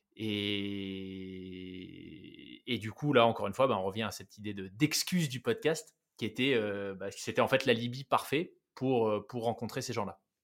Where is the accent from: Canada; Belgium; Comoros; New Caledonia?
New Caledonia; moved away; also born or lived in France / Switzerland; j'ai grandi en Nouvelle-Calédonie